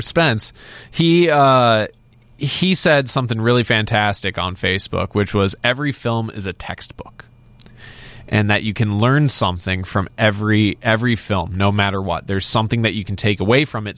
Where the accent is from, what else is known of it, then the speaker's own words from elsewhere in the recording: Crystal Lake, Illinois, United States; We grew up in Crystal Lake, not far from Woodstock.